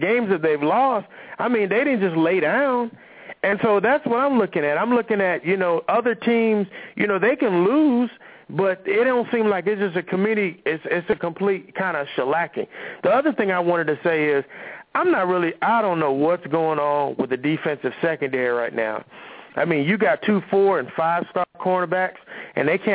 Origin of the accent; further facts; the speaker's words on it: Miami, Florida, United States; moved away; I grew up in Miami and I'm not there right now